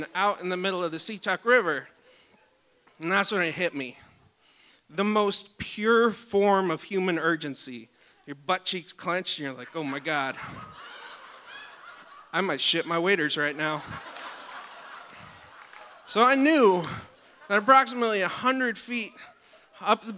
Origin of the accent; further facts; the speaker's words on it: Talkeetna, Alaska, United States; I grew up in Talkeetna